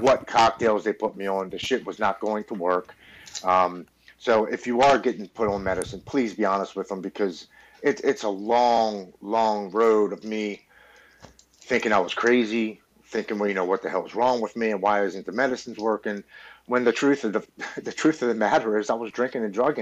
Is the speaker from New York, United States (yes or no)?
no; Baltimore, Maryland, United States; I'm born and raised in Baltimore, Maryland